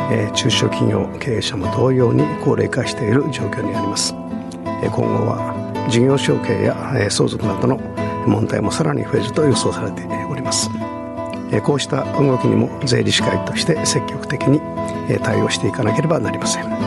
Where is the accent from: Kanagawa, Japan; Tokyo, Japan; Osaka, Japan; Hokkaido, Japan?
Kanagawa, Japan; Chigasaki; 生まれが生ま れ育ちも茅ヶ崎ということで茅ヶ崎で開業しております